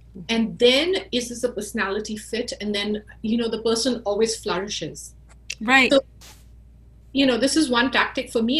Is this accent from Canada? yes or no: no; India; moved away as an adult; also born or lived in Silicon Valley, United States; now in United States; when I was growing up in India